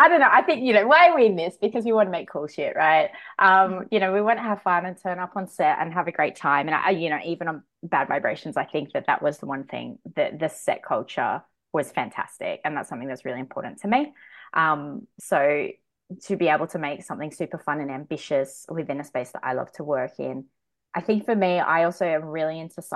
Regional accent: Sydney, New South Wales, Australia; I'm from Western Sydney

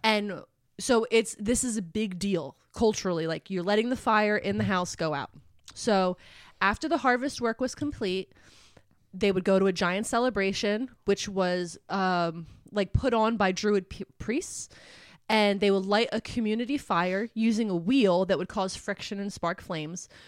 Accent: Philadelphia, Pennsylvania, United States; Where I grew up in Philly is, like, all row homes

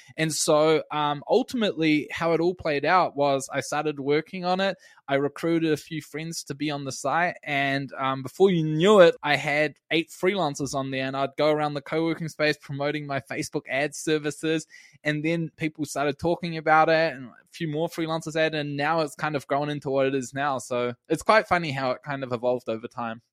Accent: Wellington, New Zealand; my hometown in Wellington

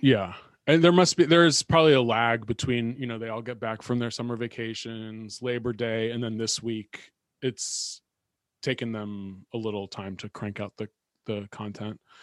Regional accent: California, United States; moved away; also born or lived in New York; when I was growing up in California

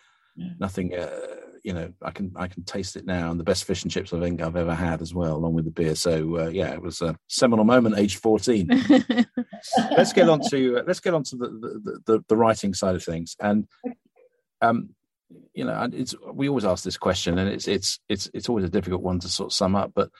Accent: Cambridge, East of England, United Kingdom; I obviously was born and brought up in Cambridge

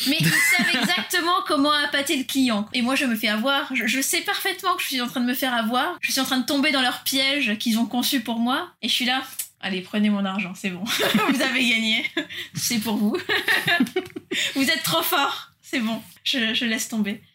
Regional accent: France; moved away; also born or lived in São Paulo, Brazil / Japan; nous, en tant que Français

